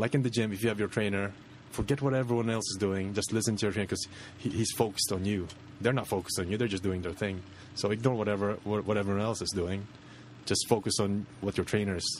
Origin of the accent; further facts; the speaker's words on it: Philippines; moved away as an adult; now in United Kingdom; I'm from the Philippines